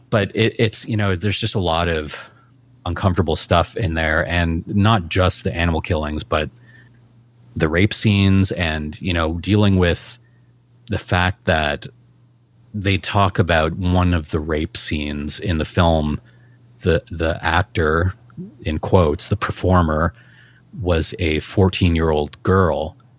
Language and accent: English; Canada; us being Canadian